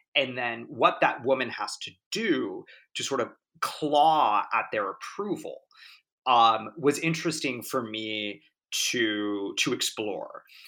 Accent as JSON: {"language": "English", "town": "Laguna Beach", "region": "California", "country": "United States", "tie": "born or raised there", "said": "I grew up in Orange County in Laguna Beach"}